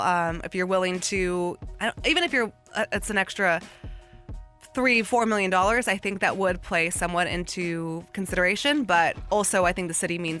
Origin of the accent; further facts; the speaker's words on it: Bay Area, California, United States; now in St. Louis, United States; growing up in the Bay Area